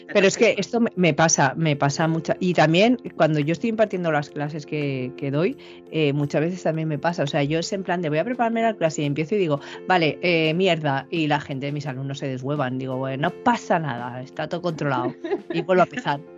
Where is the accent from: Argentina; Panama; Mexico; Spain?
Spain; Valencia, Valencian Community; aquí en Valencia, de donde yo soy